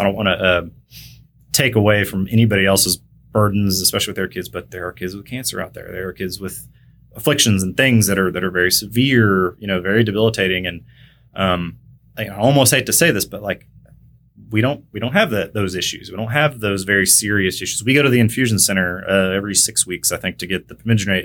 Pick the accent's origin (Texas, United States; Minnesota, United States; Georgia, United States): Texas, United States; McKinney; also born or lived in Kansas; originally from Kansas, grew up in North Dallas, which wasn't really North Dallas back then, it was McKinney. Uh, Texas